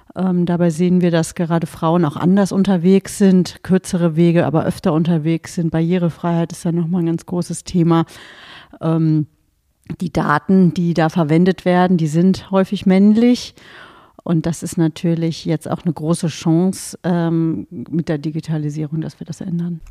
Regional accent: near Göttingen, Lower Saxony, Germany; es ist ein sehr ländlicher Raum, aus dem ich komme, aus der Nähe von Göttingen

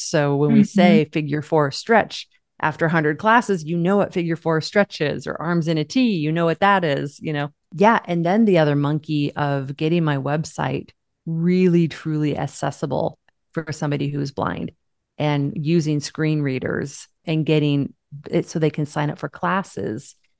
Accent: Seattle, Washington, United States; from Seattle.

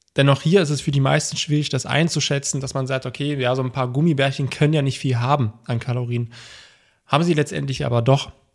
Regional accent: Germany; bei uns in Deutschland

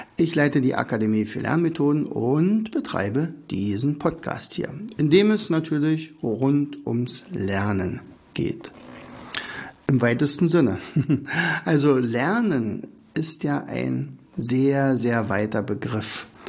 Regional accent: Oderberg, Brandenburg, Germany; now in Rauen, Germany; ich bin ja gebürtiger Oderberger, bin nach Raun gezogen

